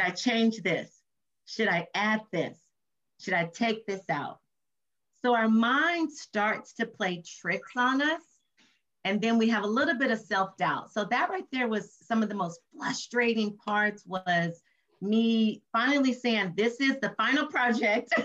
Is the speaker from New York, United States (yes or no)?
no; Compton, California, United States; my mother had me when she was 17 years old and born and raised in Compton, California